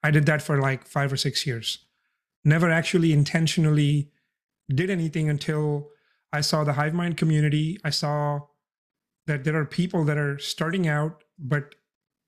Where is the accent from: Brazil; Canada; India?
India; moved away as an adult; now in San Antonio, United States; I'm an immigrant. I came from India when I turned 18